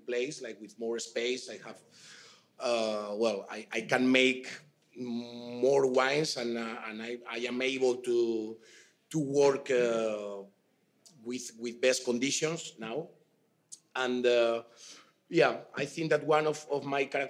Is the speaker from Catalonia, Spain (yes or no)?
no; Toro, Castile and León, Spain; English is a second language; I am from Toro